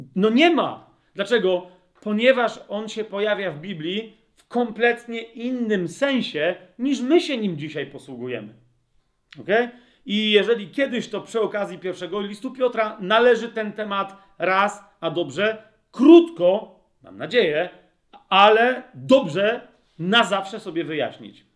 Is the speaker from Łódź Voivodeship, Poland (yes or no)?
no; Nowe Brzesko, Lesser Poland, Poland; ja się wychowałem w nowym, wychowywałem w Nowym Brzesku, to jest mała miejscowość